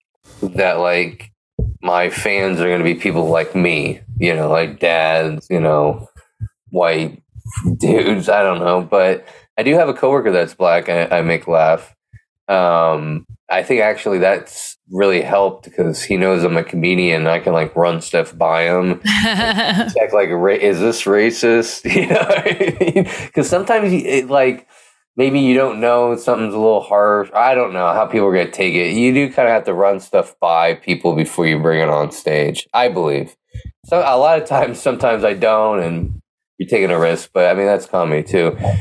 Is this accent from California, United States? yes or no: yes; Pleasanton, California, United States; born or raised there